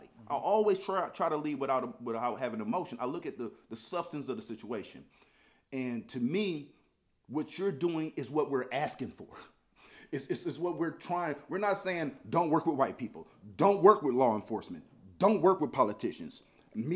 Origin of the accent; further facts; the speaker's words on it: St. Louis, Missouri, United States; I'm from St. Louis